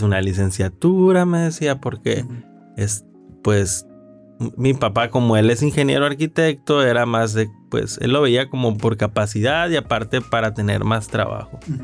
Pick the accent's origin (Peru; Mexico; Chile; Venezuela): Mexico; Ciudad Obregón, Sonora; soy de Ciudad Obregón, Sonora